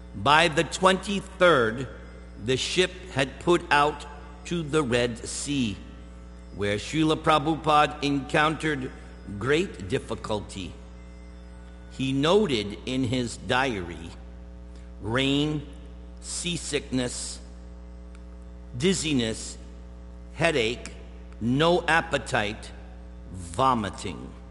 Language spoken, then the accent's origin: English; East Coast, United States; moved away; I'm from the East Coast